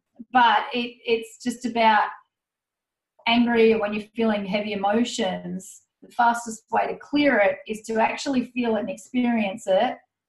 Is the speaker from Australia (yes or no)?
yes; Goulburn, New South Wales, Australia; No, I'm in my hometown at the moment.